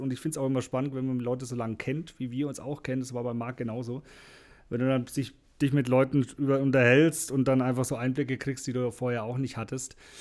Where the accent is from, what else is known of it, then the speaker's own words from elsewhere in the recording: Franconia, Bavaria, Germany; bei uns in Franken